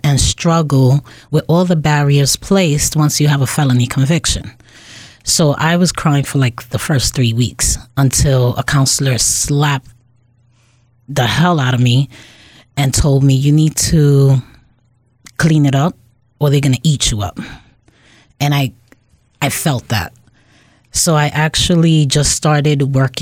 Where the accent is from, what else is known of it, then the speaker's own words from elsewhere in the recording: New York City, New York, United States; moved away as an adult; now in Springfield, United States; I grew up in Bushwick, Brooklyn in the late 70s, 80s, and 90s